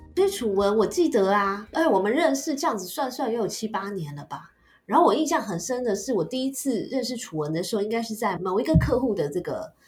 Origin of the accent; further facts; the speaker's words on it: Taiwan; moved away as an adult; 我自己这个台姐，土生土长的台姐的观点